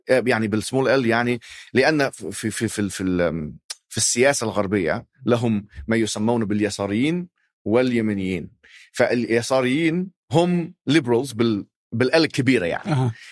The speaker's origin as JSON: {"language": "Arabic", "town": "Alexandria", "region": "Alexandria Governorate", "country": "Egypt", "said": "انا ذهبت الى الاسكندريه انا من الاسكندريه اصلا يعني في مصر"}